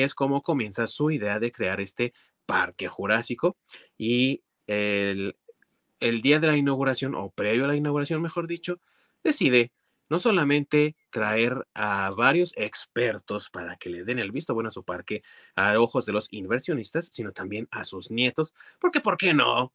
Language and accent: Spanish; Mexico; como buen mexicano